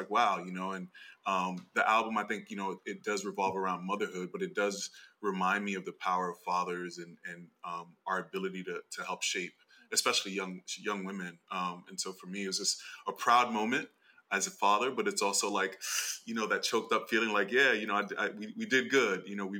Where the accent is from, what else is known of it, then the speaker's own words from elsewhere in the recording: United States; also born or lived in Brooklyn; I was born here and my family is Dominican.